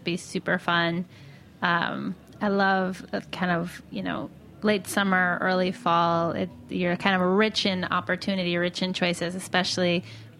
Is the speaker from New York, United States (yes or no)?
yes; New York City, New York, United States; as a New Yorker